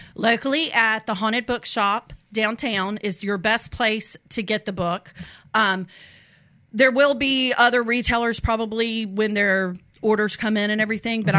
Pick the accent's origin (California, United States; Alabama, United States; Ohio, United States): Alabama, United States; Mobile Bay, Belle Fontaine; moved away as an adult; also born or lived in Columbia, South Carolina; I grew up on Mobile Bay